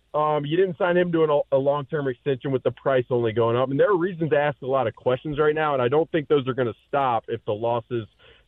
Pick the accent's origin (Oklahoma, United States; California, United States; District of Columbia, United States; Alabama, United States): Alabama, United States; moved away; I'm from Alabama